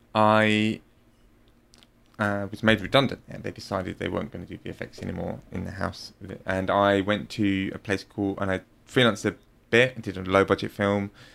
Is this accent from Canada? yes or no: no; London, United Kingdom; moved away; also born or lived in Rome, Italy; I'm from London